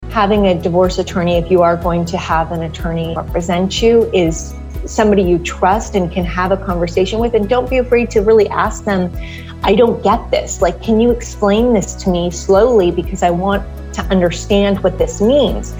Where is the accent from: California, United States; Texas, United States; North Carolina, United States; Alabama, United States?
California, United States; Southern; I grew up in Southern California